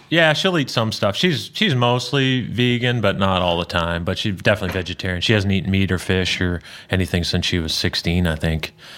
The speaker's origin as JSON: {"language": "English", "area": "outside of Toronto", "region": "Ontario", "country": "Canada", "tie": "born or raised there", "moved": "as an adult", "lives_now": "Tennessee, United States", "said": "big Blue Jay fan growing up outside of Toronto"}